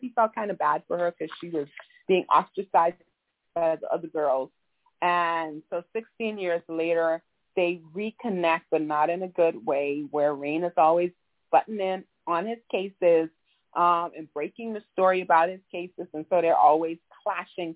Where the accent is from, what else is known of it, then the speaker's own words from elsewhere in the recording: Nassau, New Providence, Bahamas; now in South Florida, United States; I was born and raised in Nassau, Bahamas.